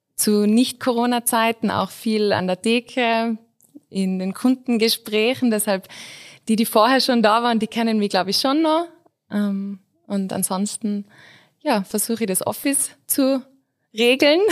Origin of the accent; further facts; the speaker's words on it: Innsbruck, Tyrol, Austria; ich bin Innsbruckerin